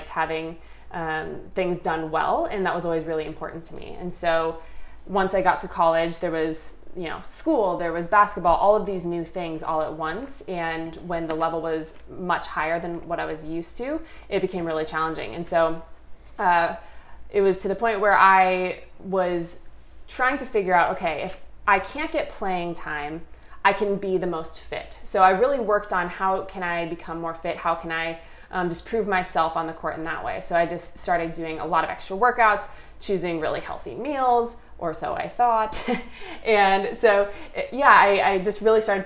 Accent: suburb of St. Paul, Minnesota, United States; moved away as an adult; now in California, United States; I grew up in the Midwest. I'm from a suburb of St. Paul, Minnesota, and eventually moved to California for college

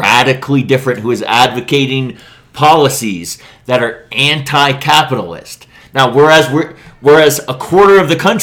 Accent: Miami, Florida, United States; I'm Cuban, and I'm from Miami

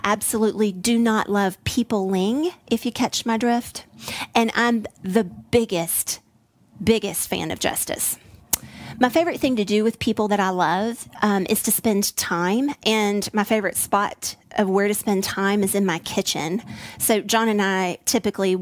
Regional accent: Tennessee, United States; also born or lived in Midwest; now in Texas, United States; I have a lovely accent that is not Texas-based. I was born in the Midwest. I was raised in Tennessee, and I am coming alive in Texas

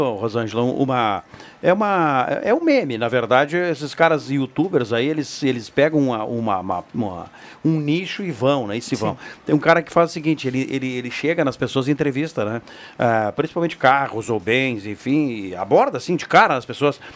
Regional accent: Brazil; Nós, como brasileiros

